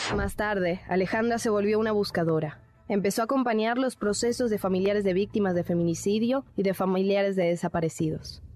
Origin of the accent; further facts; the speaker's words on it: Argentina; now in Mexico; yo soy argentina